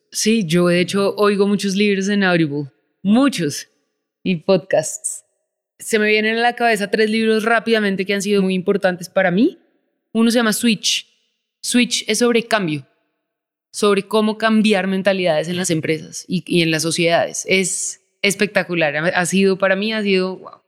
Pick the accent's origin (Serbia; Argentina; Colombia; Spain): Colombia; Bogotá; Yo soy colombiana y yo también. Cuando yo era chiquita no era tan peligroso, entonces pues sí, yo crecí afuera, en Bogotá